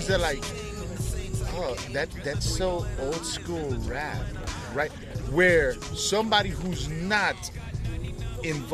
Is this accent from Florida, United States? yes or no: yes; Miami, Florida, United States; growing up in Miami